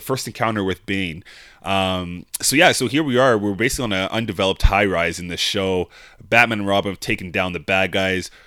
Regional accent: Calgary, Alberta, Canada; we're from Calgary here

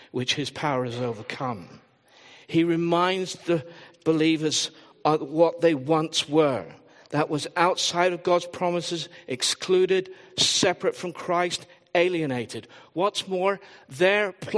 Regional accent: England, United Kingdom; I am predominantly English.

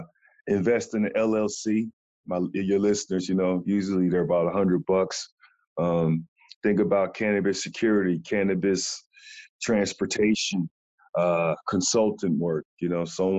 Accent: New Jersey, United States; I'm from Jersey

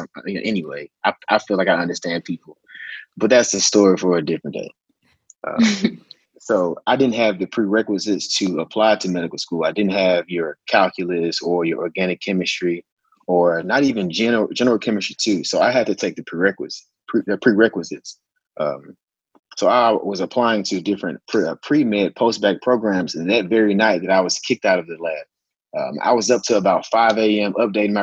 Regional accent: Memphis, Tennessee, United States; now in Nashville, United States; I'm from Tennessee. Specifically, I'm from Memphis.

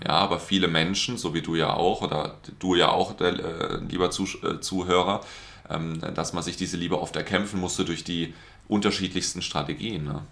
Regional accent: Karlsruhe, Baden-Württemberg, Germany; ich komme aus Karlsruhe

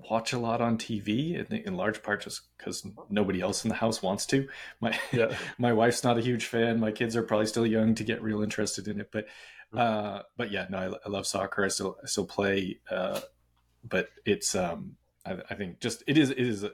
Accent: Boston, Massachusetts, United States; I'm from Boston.

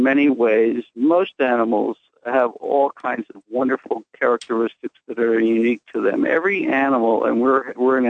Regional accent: New York City, New York, United States; I was born and raised in Greenwich Village, New York

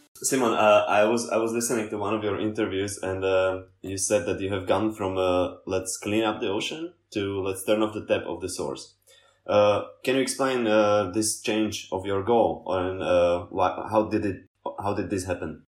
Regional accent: Slovakia; I'm from Slovakia.

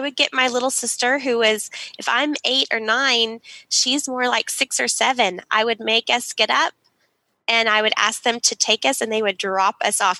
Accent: Dallas, Texas, United States; we grew up in Dallas, Texas

